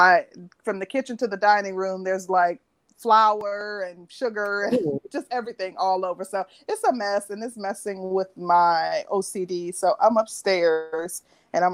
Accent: Midwest, United States; I'm from the Midwest

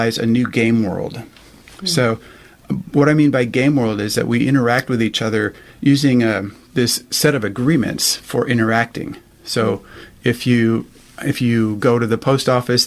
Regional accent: United States; moved away as an adult; also born or lived in Germany; now in Europe; I was born in America

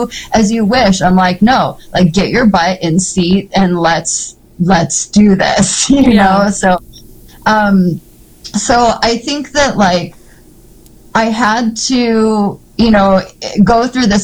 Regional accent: Seattle, Washington, United States; growing up in Seattle, living on Capitol Hill

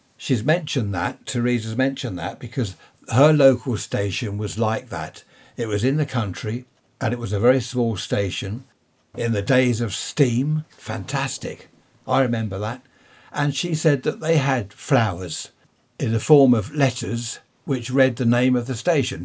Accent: United Kingdom; Being British

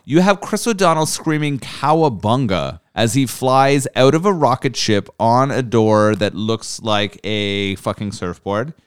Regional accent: Canada; As a Canadian

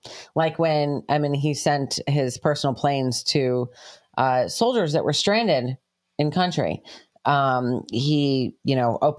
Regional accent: New York, United States; moved away; We heard about it more growing up in New York.

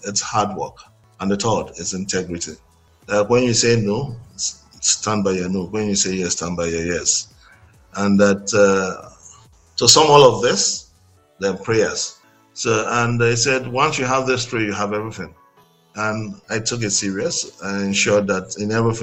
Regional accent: Nigeria; I'm a Nigerian. I'm born. I was born in Nigeria, and I schooled in Nigeria, and then I only just travel out to do business and I come back

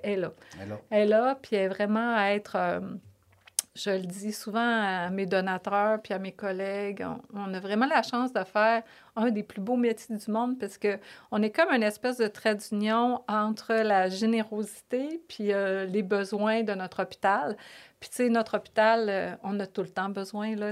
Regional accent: Lévis, Quebec, Canada; accent: Québécois; moved away as an adult; also born or lived in Toronto / Paris; je suis une fille euh, de Lévis, vraiment une Lévisienne profonde. ma mère, mon père, on, est tous, tous de Lévis.

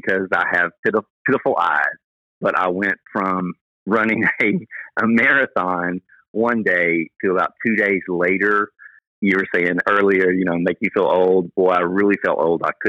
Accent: Memphis, Tennessee, United States; now in Dallas, United States; Memphis, my hometown

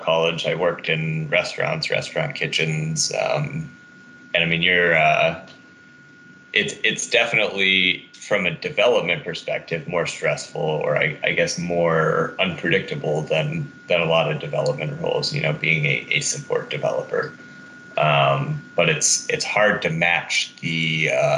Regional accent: Massachusetts, United States; now in Denver, United States; I grew up in Massachusetts originally

